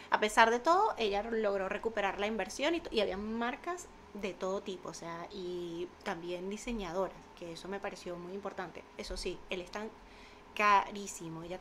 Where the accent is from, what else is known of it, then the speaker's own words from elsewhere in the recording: Venezuela; yo vengo con una idea de Venezuela, de los bazares